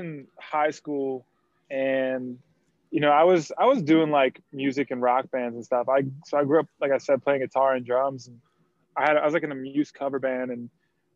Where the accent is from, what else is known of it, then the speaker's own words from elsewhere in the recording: Raleigh, North Carolina, United States; now in Charleston, United States; Originally from Raleigh, North Carolina